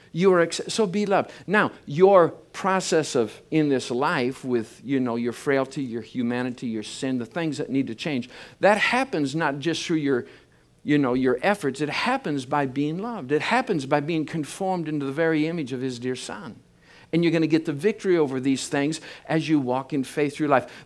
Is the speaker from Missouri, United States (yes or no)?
no; Michigan, United States; I grew up in Michigan. I'm a, I'm a farm boy.